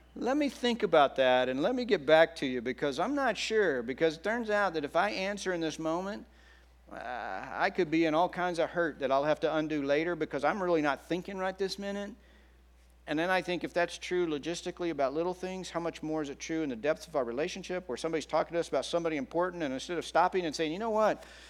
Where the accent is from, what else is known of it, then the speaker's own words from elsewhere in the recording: Texas, United States; moved away as an adult; also born or lived in Oklahoma City / Kansas City; now in California, United States; I grew up i, in Texas, and then I, uh, went to college in Oklahoma City, and I went to grad school in Kansas City.